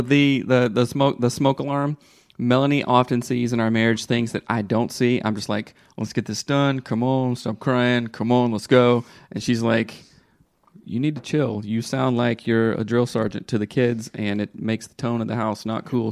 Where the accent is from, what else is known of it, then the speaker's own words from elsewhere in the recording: the South, United States; growing up in the South